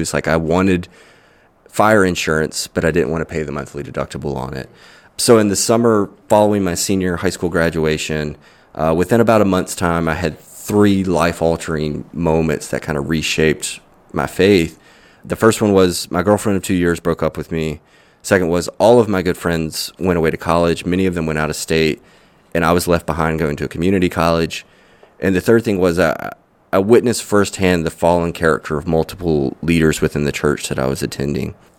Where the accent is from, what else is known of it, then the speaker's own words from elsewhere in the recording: Mississippi, United States; also born or lived in Hattiesburg, Mississippi / Wiggins, Mississippi / Vicksburg, Mississippi / Brandon, Mississippi; I grew up in different parts of Mississippi. I was born in Hattiesburg.